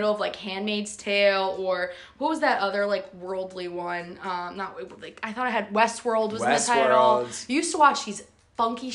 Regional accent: New Jersey, United States; being from New Jersey

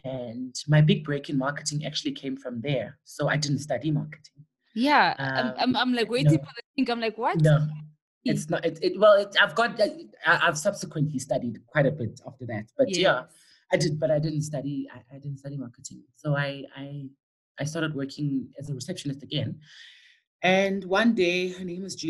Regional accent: Soweto, Gauteng, South Africa; also born or lived in West Rand; I was raised in Dobsonville

